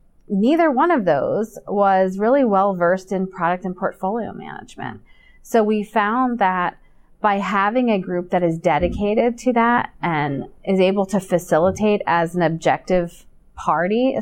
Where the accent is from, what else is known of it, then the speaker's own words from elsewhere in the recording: Hershey, Pennsylvania, United States; I was born in Hershey, so I'm a little bit biased. I grew up there